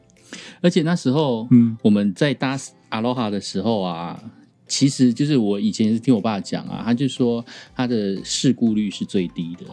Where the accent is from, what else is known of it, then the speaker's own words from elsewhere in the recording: Kaohsiung, Taiwan; moved away; also born or lived in Taichung; 因为我来自高雄，所以我脸书有很多高雄的朋友